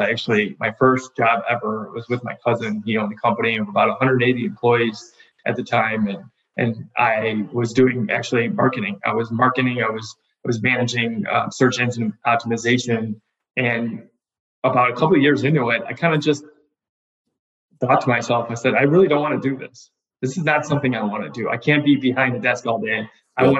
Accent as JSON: {"language": "English", "town": "Wilmette", "region": "Illinois", "country": "United States", "tie": "born or raised there", "said": "grew up in the North Shore part of Chicago. So actually grew up in a small town called Wilmette"}